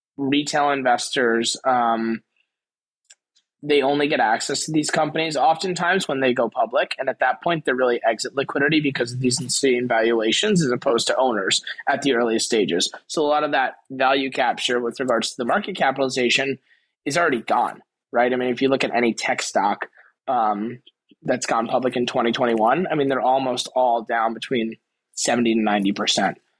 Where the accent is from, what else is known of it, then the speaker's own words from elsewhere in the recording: Garden City, New York, United States; also born or lived in Queens, New York; born in Queens, raised in Long Island